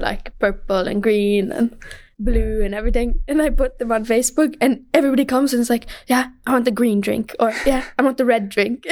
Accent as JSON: {"language": "English", "region": "Michigan", "country": "United States", "moved": "yes", "said": "we're from Michigan"}